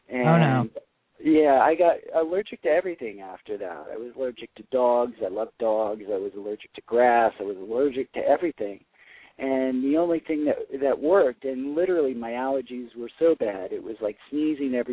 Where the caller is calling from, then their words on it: New York City, New York, United States; I'm calling from Brooklyn, New York.